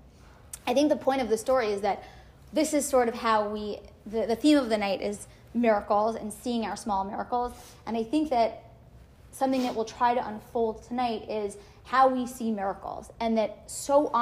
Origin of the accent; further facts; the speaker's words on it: Great Neck, New York, United States; also born or lived in Lower East Side, New York City; now in New York City, United States; I'm from Great Neck. I live on the Lower East Side